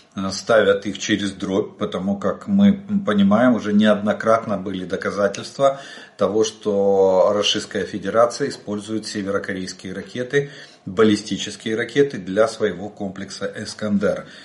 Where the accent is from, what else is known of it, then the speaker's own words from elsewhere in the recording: Ukraine; мы из Украины